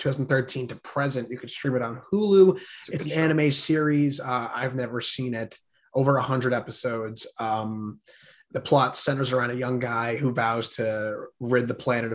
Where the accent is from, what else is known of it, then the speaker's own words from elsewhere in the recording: New Jersey, United States; I'm from Jersey.